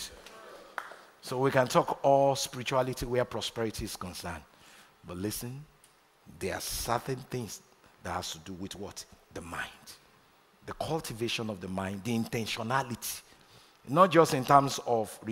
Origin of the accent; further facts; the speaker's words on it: Nigeria; moved away as an adult; I'm a proud Nigerian. I was born in Nigeria. Spent the first 28 years of my life in Nigeria